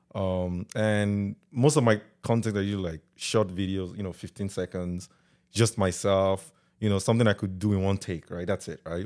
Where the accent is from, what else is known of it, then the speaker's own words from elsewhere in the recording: Delta, Nigeria; also born or lived in Lagos, Nigeria; now in Canada; I was born and raised in Delta